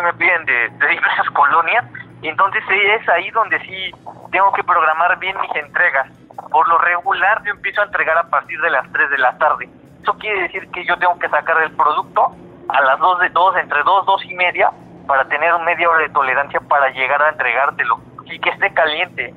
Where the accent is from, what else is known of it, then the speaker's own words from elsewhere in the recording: Puebla, Mexico; somos de aquí de Puebla